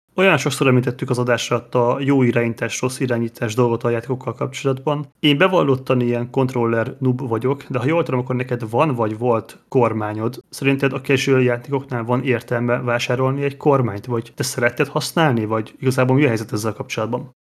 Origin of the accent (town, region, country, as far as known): Hungary